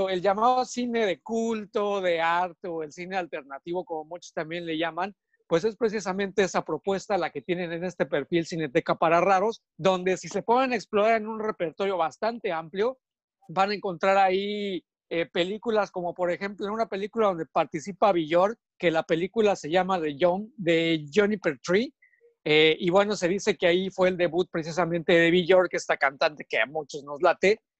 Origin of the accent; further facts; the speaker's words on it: Mexico City, Mexico; pasé ahí toda mi niñez y mi adolescencia en Cuapa.